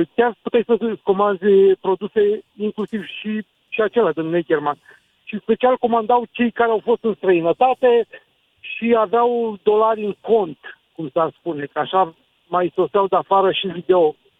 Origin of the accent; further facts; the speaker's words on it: Cluj-Napoca, Cluj County, Romania; eu sunt din Cluj